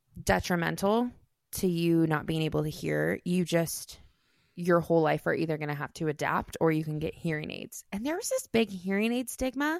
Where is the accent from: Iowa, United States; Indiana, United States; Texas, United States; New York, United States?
Iowa, United States; I grew up in Iowa